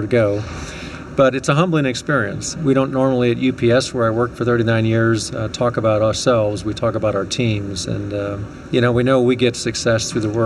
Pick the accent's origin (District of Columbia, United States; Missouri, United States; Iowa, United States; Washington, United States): Missouri, United States; St. Louis; also born or lived in Chicago, Illinois; when I was young, you know, I lost my dad, and it's a family of 4 kids and just a phenomenal mother. And we moved from Chicago here to St. Louis to stay with an aunt